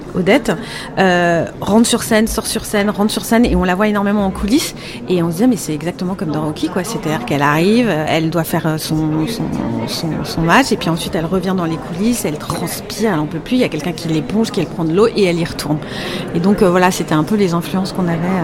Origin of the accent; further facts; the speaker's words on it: Paris, Île-de-France, France; je suis parisienne